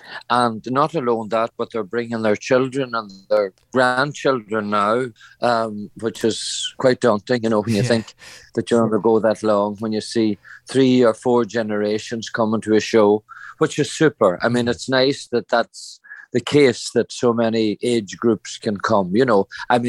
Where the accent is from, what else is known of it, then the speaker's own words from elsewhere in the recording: Ireland; You know, I have to say that took me by surprise, because I really did not think, you know, being Irish, that I could be honoured like that.